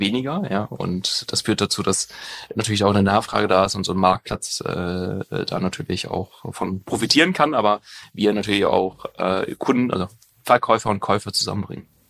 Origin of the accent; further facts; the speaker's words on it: near Münster, North Rhine-Westphalia, Germany; in Münster. Also ich komme da aus der Nähe